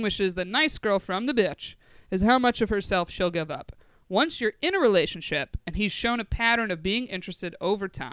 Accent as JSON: {"language": "English", "country": "United States", "said": "we're American"}